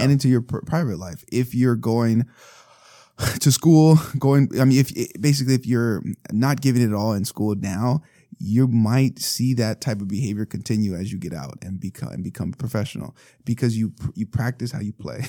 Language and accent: English; Los Angeles, California, United States; we're from East Los Angeles